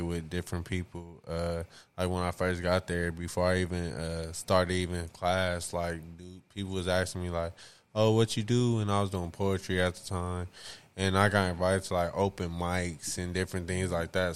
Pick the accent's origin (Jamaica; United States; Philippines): United States; Compton, California; growing up in Compton